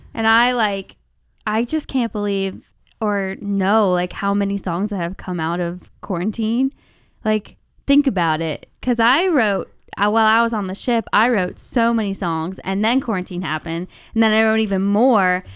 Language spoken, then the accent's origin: English; Cincinnati, Ohio, United States; now in Nashville, United States; I'm from Cincinnati and there's really nobody there who wants to write country songs